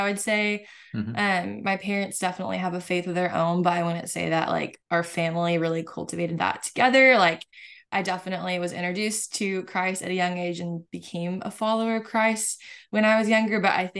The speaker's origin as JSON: {"language": "English", "region": "California", "country": "United States", "tie": "born or raised there", "said": "So I grew up in Southern California. Mm-hmm. And so Mexico was like a 30-minute drive away."}